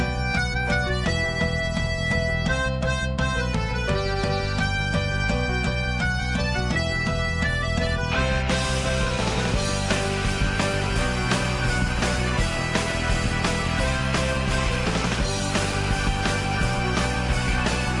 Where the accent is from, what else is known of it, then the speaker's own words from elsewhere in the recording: Delaware County, Pennsylvania, United States; accent: Philly; moved away; I grew up down in Delaware County